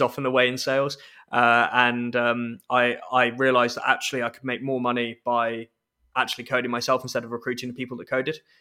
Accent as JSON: {"language": "English", "region": "London", "country": "United Kingdom", "tie": "born or raised there", "accent": "English", "moved": "as an adult", "lives_now": "Scotland, United Kingdom", "said": "I went to school in London"}